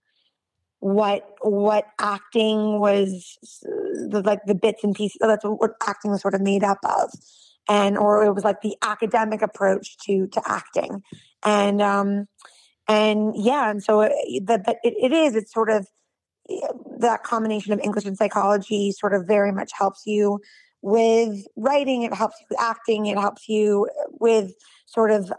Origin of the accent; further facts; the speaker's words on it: Brookline, Massachusetts, United States; I was born and raised in Brookline, Massachusetts